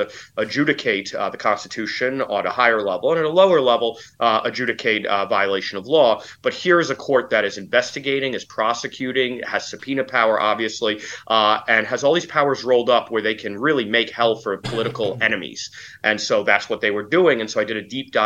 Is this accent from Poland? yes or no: yes; Poland; I come from Poland and Central Europe, where the post-communist apparatuses are still very strong